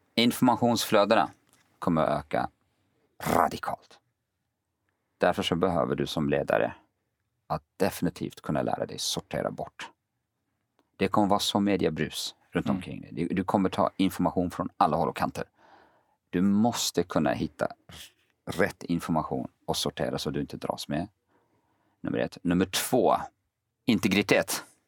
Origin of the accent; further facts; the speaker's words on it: Kurdistan Region, Iraq; now in Sweden; jag är kurd